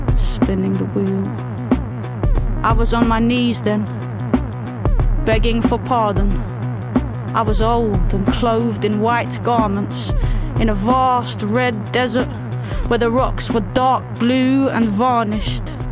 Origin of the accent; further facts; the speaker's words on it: London, United Kingdom; growing up in southeast London, where I grew up in Lewisham